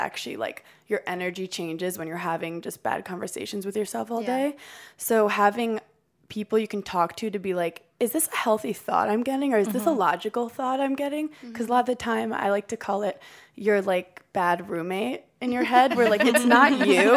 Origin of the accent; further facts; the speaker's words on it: New York City, New York, United States; I was born in Brooklyn, New York